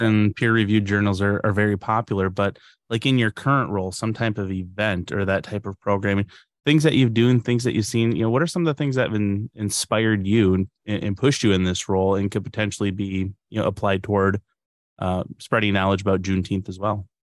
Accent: Upper Peninsula, Michigan, United States; growing up in the Upper Peninsula, we had, you know, a strong native culture

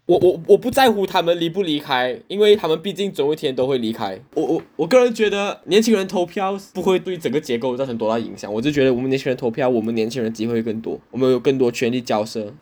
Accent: Malaysia; 作为一个土生土长的马来西亚华人，吃饺子是一件非常陌生的事情。我可能在我十多岁才第一次吃饺子，然后告诉我说这是我的传统。对我来说，新年就是要吃饭

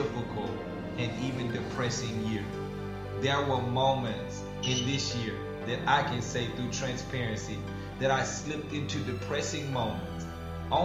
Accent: Farmerville, Louisiana, United States; moved away; my hometown, it's Farmerville, Louisiana

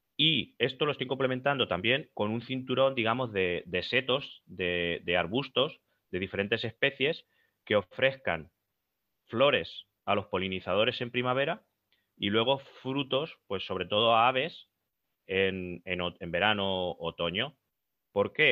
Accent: Albacete, Castilla-La Mancha, Spain

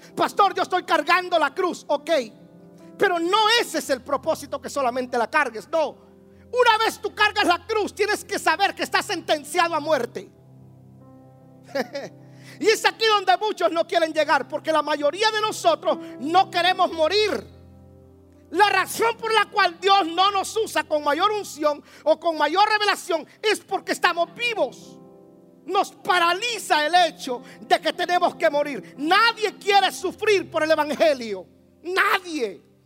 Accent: Guatemala; En mi país hay una élite que se llama los caiviles.

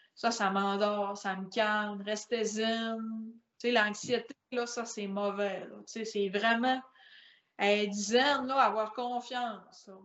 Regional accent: La Baie, Quebec, Canada; Moi, je viens de grande baie

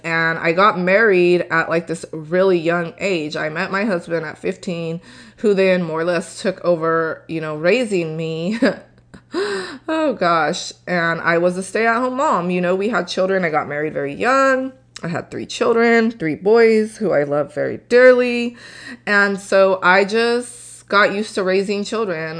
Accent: Tulare County, California, United States; also born or lived in Torrance, California / Cameron, Texas; I grew up in Tulare County

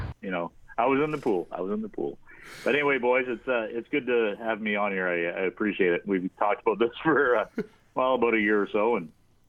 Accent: Ontario, Canada; I'm a Canadian that can't even skate

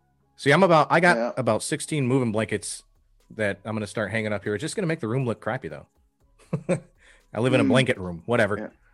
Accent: St. Clair River, across from Sarnia, Michigan, United States; moved away as an adult; also born or lived in South Carolina / Southern California; now in Central Pennsylvania, United States; I grew up right on a river, the St. Clair River, which is right across. Oh, nice. So Sarnia was right next to me when I woke up every day.

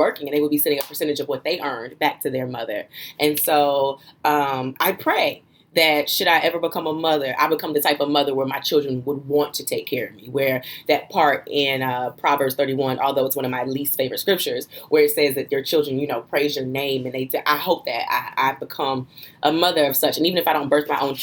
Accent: New Jersey, United States; I was born and raised in Jersey

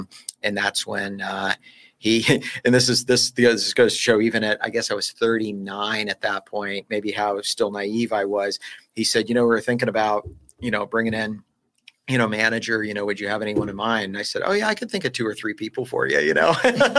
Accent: Peoria, Illinois, United States; I was born in Peoria, Illinois.

